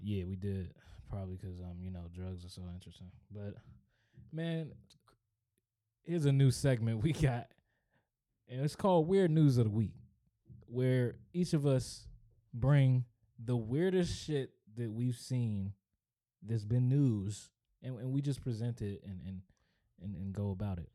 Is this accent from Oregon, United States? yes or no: no; Upper Marlboro, Maryland, United States; I am from Upper Marlboro, Maryland